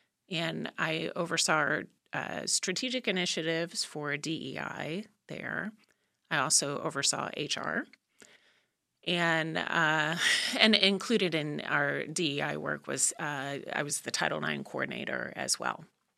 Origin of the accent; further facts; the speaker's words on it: Midwest, United States; also born or lived in Indiana / Illinois; Yeah, so I grew up in the Midwest, living mostly in Indiana and Illinois, and went to a liberal arts undergrad institution.